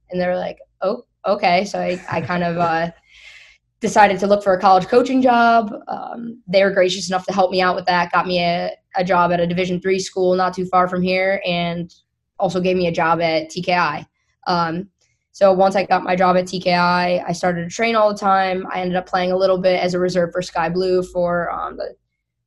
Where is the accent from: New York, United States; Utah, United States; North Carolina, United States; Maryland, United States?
New York, United States; Syracuse; moved away as an adult; I'm originally from Syracuse, New York. I grew up there.